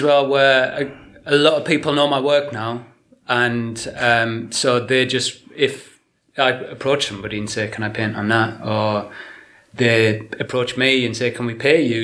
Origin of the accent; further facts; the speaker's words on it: Willington, North East England, United Kingdom; moved away as an adult; also born or lived in Ipswich / Brighton; now in Shrewsbury, United Kingdom; I'm from County Durham originally